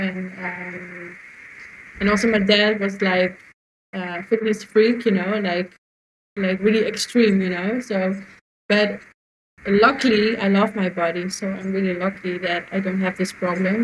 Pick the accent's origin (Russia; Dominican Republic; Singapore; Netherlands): Netherlands; I'm from Holland